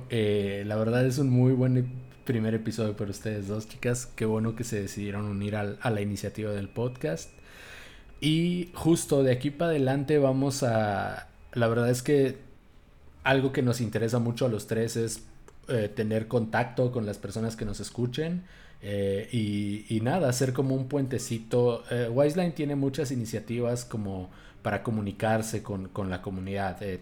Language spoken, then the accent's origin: Spanish; Hermosillo, Sonora, Mexico; also born or lived in Mexico City; los dos somos mitad chilangos, mitad eh, hermosillenses y allá en Hermosillo es muy normal referirte a las personas como